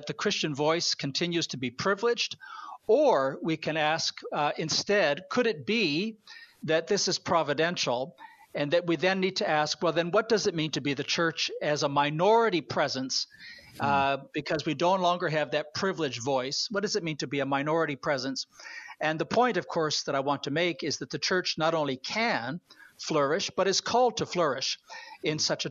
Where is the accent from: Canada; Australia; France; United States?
Canada; I am a Canadian